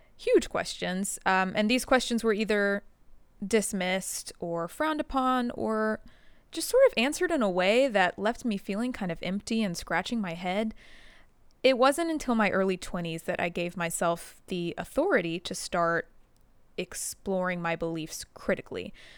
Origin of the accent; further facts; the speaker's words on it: the Bible Belt, United States; I grew up in the Bible Belt